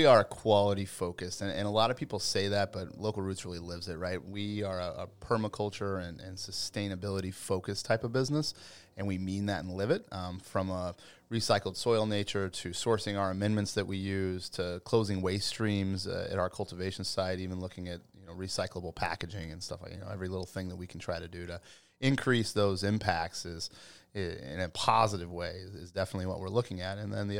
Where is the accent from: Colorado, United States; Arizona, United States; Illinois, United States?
Colorado, United States; I am. Born and raised in Western Colorado.